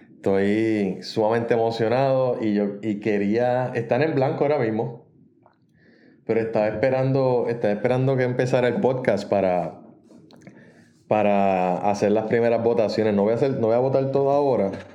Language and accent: Spanish; Puerto Rico; moved away as an adult; now in United States; las rindo en Puerto Rico todavía